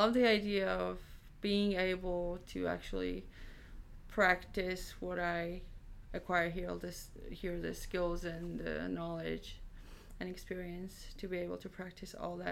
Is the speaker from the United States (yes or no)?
no; Georgia; moved away; my home country, which is Georgia in the Eastern Europe